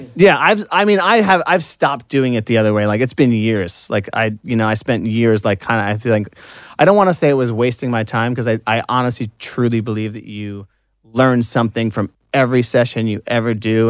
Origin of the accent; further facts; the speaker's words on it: Long Island, New York, United States; I'm from Long Island